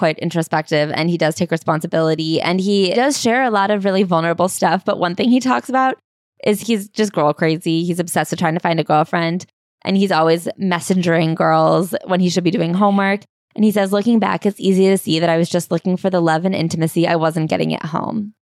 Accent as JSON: {"language": "English", "country": "Canada", "tie": "born or raised there", "also_born_or_lived": "Harbin, China", "said": "I couldn't help that I grew up in Canada or that my problems were different from theirs. I didn't come to Canada by choice, and I would have been just as happy growing up in Harbin with my grandparents."}